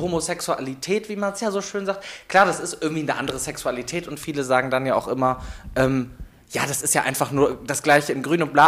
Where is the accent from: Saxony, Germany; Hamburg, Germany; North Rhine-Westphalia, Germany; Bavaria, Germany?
North Rhine-Westphalia, Germany; Meerbusch; moved away as an adult; now in Cologne, Germany; ich komme gebürtig aus Meerbusch, das äh, Düsseldorf da hinten